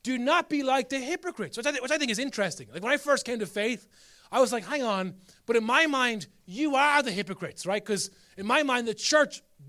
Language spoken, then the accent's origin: English; Ireland; as Irish people, we're masters of this